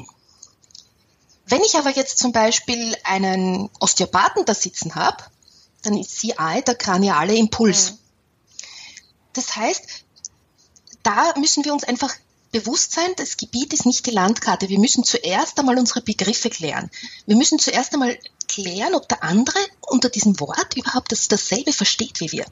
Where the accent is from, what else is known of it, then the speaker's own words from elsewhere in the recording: Austria; ich bin ja eine Österreicherin